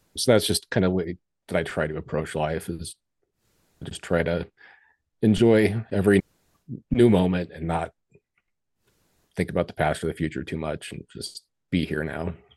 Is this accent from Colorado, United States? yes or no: yes; Colorado, United States; I grew up in Colorado, so I was always in the mountains